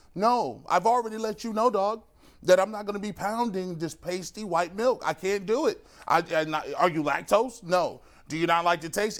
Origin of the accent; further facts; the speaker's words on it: United States; I'm an American.